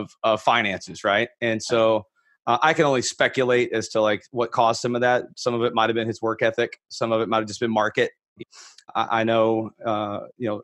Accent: Fort Worth, Texas, United States; I'm a native Texan. So I grew up in Fort Worth, Texas

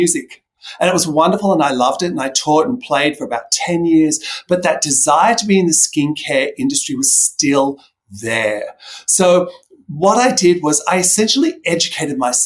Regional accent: Australia; I grew up in Australia, where, as you know, the sun is very, very harsh.

